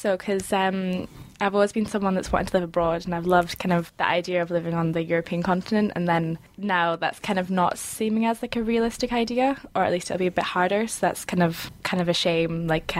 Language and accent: English; Scotland, United Kingdom; from Scotland, as you said.